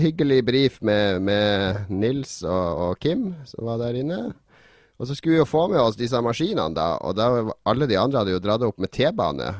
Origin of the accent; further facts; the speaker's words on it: Northern Norway, Norway; Siden jeg kommer fra Nord-Norge